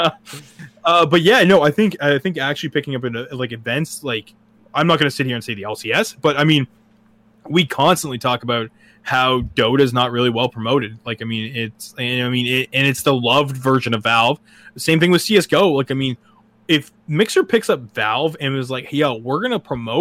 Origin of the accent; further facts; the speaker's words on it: Canada; we're both Canadian